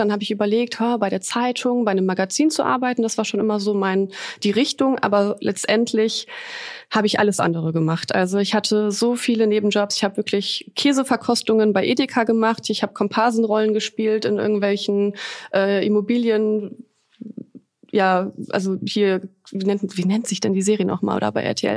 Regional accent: Düsseldorf, North Rhine-Westphalia, Germany; moved away as an adult; also born or lived in Poland; now in Cologne, Germany; ich bin gebürtige Düsseldorferin

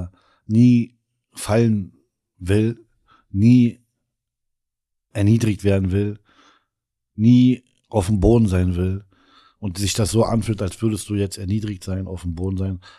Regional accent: Elsterwerda, Brandenburg, Germany; ich bin äh, Südbrandenburger.

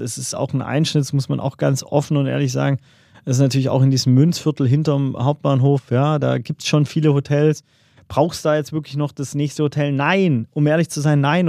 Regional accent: Swabia, Baden-Württemberg, Germany; als Schwabe

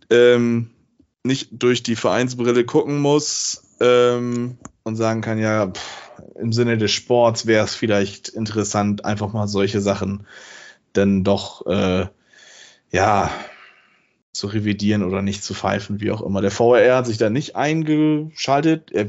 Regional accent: Bremen, Germany; den ich als Bremer ganz ehrlich sagen muss

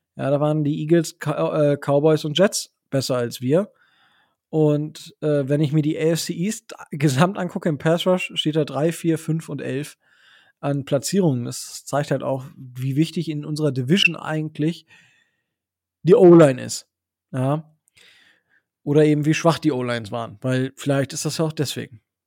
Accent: Osnabrück Land, Lower Saxony, Germany; born or raised there

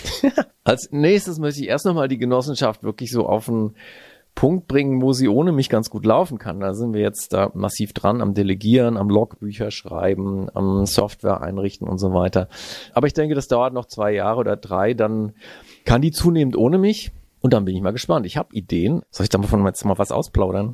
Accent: Heidelberg, Baden-Württemberg, Germany; moved away as an adult; also born or lived in Northern Germany; now in Hitzacker, Germany; Ich bin in Heidelberg aufgewachsen

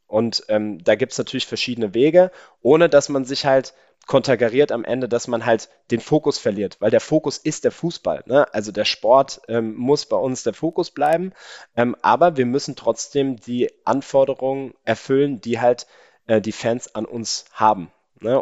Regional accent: Mainz, Rhineland-Palatinate, Germany; bei uns in Mainz sagt man ja eigentlich Gude

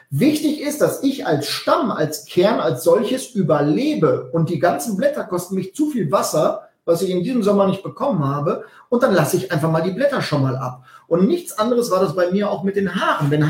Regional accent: North Rhine-Westphalia, Germany; also ich komme aus dem Westfälischen, da spricht man von einer Pläte.

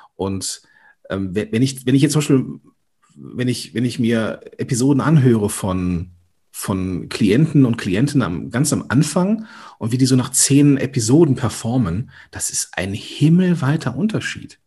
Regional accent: Rhineland, Germany; accent: Ruhrgebiet slang; ich bin ja aus diesem rheinischen Gebiet unterwegs, so manchmal kommt auch das, der Ruhrgebietslang durch.

